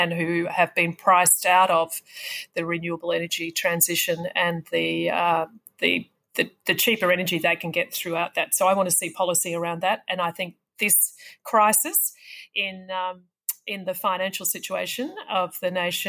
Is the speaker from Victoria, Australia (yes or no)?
yes; Wangaratta, Victoria, Australia; my hometown of Wangaratta